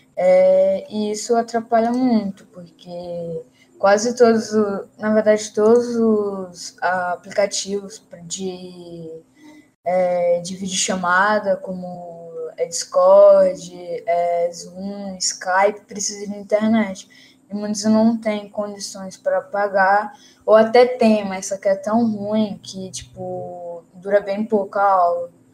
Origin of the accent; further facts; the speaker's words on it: Teresina, Piauí, Brazil; sou aqui da cidade de Teresina